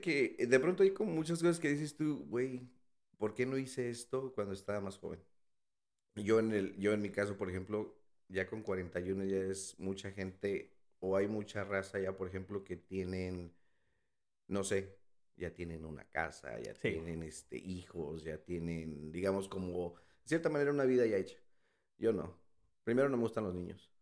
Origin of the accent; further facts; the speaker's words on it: Mexico City, Mexico; moved away as an adult; also born or lived in Texas; now in United States; Soy de, bueno, nací en la Ciudad de México